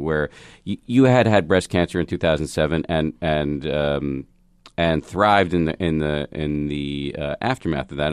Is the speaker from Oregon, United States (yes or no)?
no; Massachusetts, United States; I grew up in the People's Republic of Massachusetts